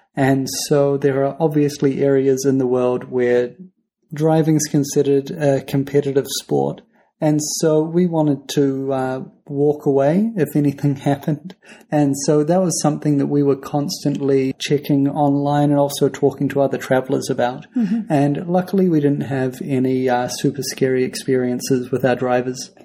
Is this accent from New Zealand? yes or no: yes; New Zealand; we're from New Zealand.